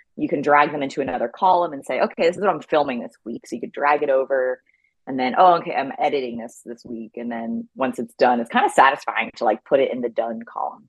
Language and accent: English; the Poconos, Pennsylvania, United States; also born or lived in Ithaca, New York; now in Bentonville, United States; I grew up in Pennsylvania in the Poconos